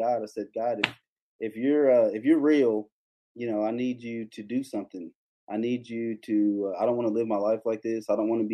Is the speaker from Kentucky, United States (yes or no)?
yes; Kentucky, United States; I grew up in Kentucky in the Baptist church.